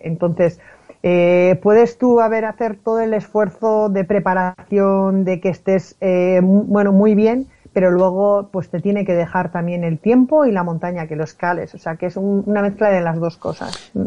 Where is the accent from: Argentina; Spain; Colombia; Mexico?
Spain; Basque Country; yo soy del País Vasco